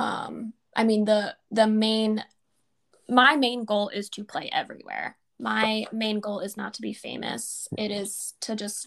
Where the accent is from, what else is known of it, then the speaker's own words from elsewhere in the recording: New York, United States; I am from New York